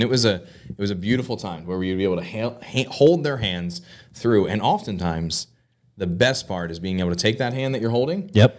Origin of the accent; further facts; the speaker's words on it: New Jersey, United States; I was born and raised here in South Jersey. For most of my life, I've spent here.